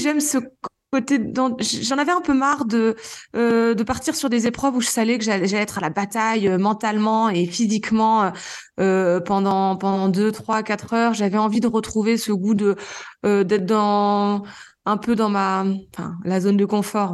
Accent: Normandy, France; moved away as an adult; also born or lived in Réunion / Lozère; now in Mende, France; je suis originaire de Normandie, bon, je le précise parce que j'ai quand même vécu la plus grande partie de ma vie jusqu'à mes 25 ans en Normandie.

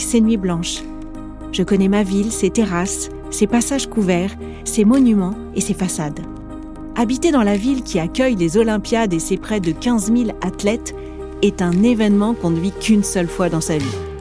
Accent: Paris, Île-de-France, France; J'ai grandi dans le 12e arrondissement de cette capitale

